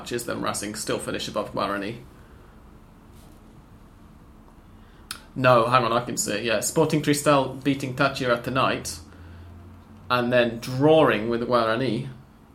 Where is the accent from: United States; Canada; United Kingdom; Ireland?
United Kingdom; England; We're British. I'm English